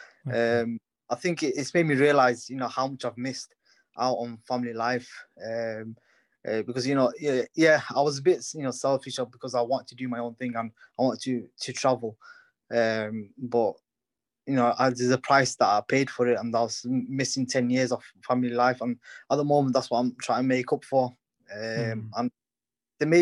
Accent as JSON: {"language": "English", "country": "United Kingdom", "tie": "born or raised there", "first_language": "English", "said": "I was born and brought up in the UK, you know, English is my first language"}